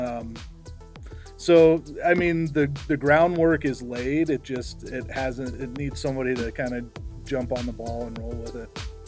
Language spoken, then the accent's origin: English; Estes Park, Colorado, United States; I grew up in Estes Park